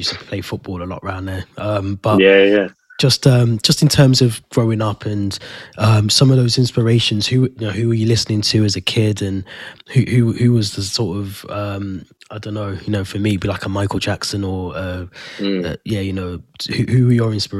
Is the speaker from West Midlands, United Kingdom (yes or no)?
yes; Birmingham, West Midlands, United Kingdom; obviously I'm from Birmingham as well, but you know, I speak to some people and they're like, are you from Birmingham? I'm like, yeah, from Birmingham. And they're like, you don't sound like it.